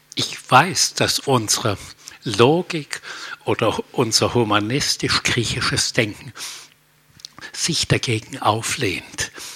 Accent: Germany; als Deutsche

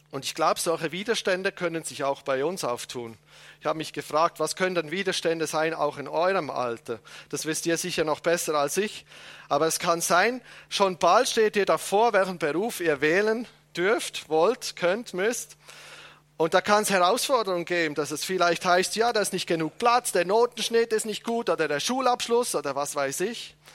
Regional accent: Switzerland; Entschuldigung, ich bin Schweizer, das fällt mir nicht so leicht.

